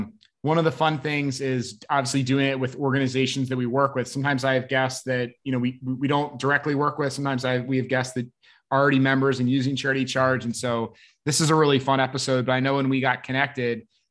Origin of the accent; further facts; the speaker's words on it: Maryland, United States; I'm a Maryland baby myself